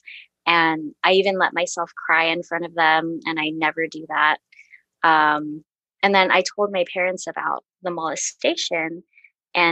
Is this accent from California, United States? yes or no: yes; California, United States; now in Portland, United States; I grew up in California, but I moved to Portland